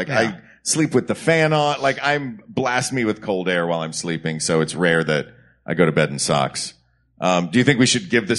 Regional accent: Knoxville, Tennessee, United States; And by the way, if you ever go to Knoxville, Tennessee, my hometown, every year in the spring, we have a dogwood arts festival.

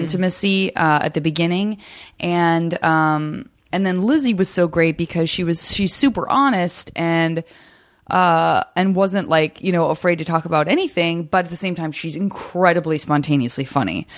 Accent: Arizona, United States; moved away as an adult; also born or lived in San Francisco; born and raised in Arizona

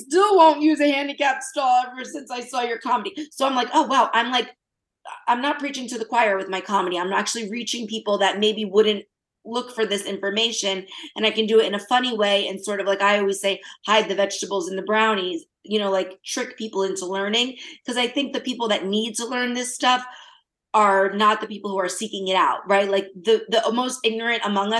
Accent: New Jersey, United States; I'm from Jersey

